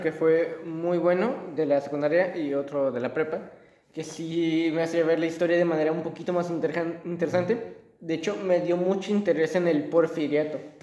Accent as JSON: {"language": "Spanish", "country": "Mexico", "said": "Yo soy de México"}